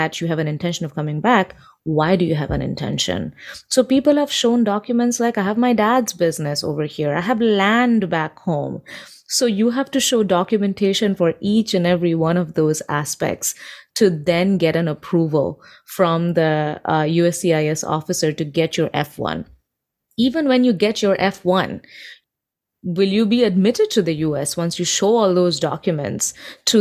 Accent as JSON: {"language": "English", "country": "India", "moved": "as an adult", "lives_now": "New York City, United States"}